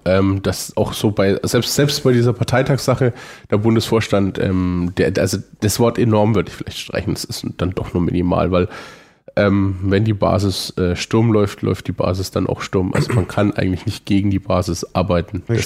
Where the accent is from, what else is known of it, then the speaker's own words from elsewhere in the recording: Franconia, Germany; Bin Franke